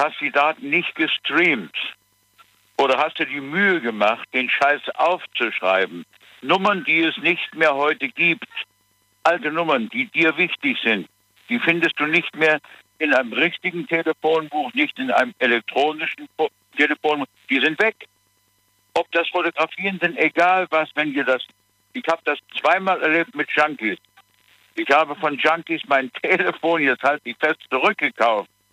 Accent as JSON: {"language": "German", "town": "Dresden", "region": "Saxony", "country": "Germany", "tie": "born or raised there", "moved": "yes", "said": "nicht in Dresden. Da bin ich geboren"}